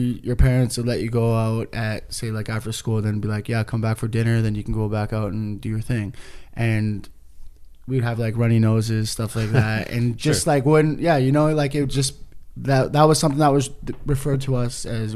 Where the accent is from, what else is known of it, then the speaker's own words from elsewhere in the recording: Kitimat, British Columbia, Canada; now in Vancouver, Canada; we grew up in Kitimat, BC, and we didn't have live shows